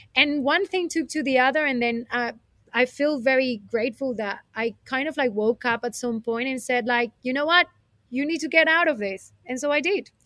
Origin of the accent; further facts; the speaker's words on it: Colombia; moved away as an adult; also born or lived in Spain; now in United Kingdom; I was born in Colombia, a tropical, beautiful place. And uh, I was raised in there until I was 20.